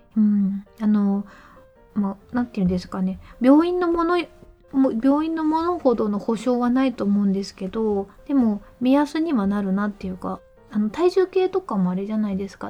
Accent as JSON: {"language": "Japanese", "region": "Mie", "country": "Japan", "tie": "born or raised there", "said": "実家が三重県"}